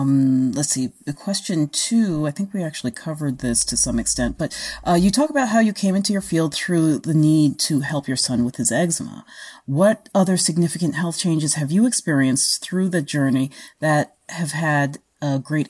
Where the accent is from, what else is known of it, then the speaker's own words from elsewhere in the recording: Australia; And like I said, I'm translating from the Australian. we say things just a little bit differently.